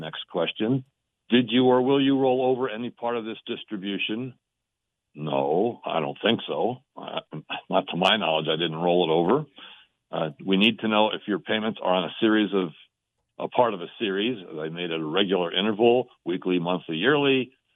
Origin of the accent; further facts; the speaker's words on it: Allentown, Pennsylvania, United States; moved away as an adult; now in Denver, United States; I'm from Ara-, Allentown originally. We moved out here to be with the grandkids